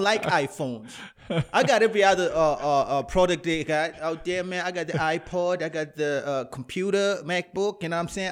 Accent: Canada; I'm Afro-Canadian

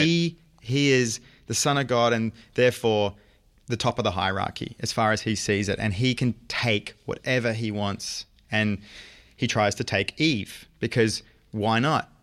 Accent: Brisbane, Queensland, Australia; moved away as an adult; now in New York, United States; I'm a Brizzy boy

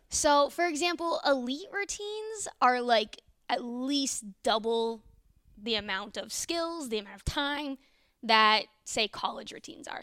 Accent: Northern Virginia, United States; moved away as an adult; also born or lived in Iowa; now in Norman, United States; not from Iowa, from Northern Virginia, uh, D C area.

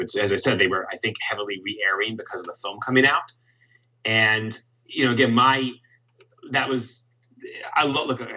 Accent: Los Angeles, California, United States; also born or lived in Tarzana, California; I grew up in the San Fernando Valley

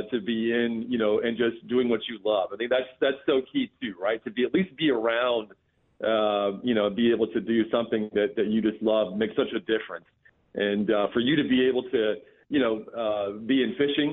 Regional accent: North Carolina, United States; also born or lived in Charleston, South Carolina / Myrtle Beach, South Carolina; I grew up in the Carolinas, in North Carolina

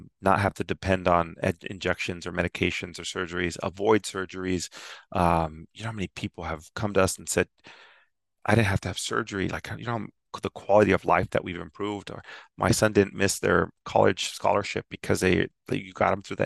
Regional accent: San Ysidro, California, United States; I'm born and raised in San Ysidro, California.

